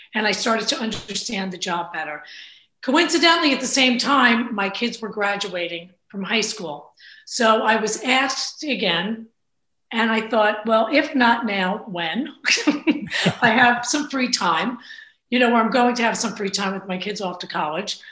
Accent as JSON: {"language": "English", "town": "Bayonne", "region": "New Jersey", "country": "United States", "tie": "born or raised there", "lives_now": "New Providence, United States", "said": "I am a Jersey girl through and through. I grew up in Bayonne"}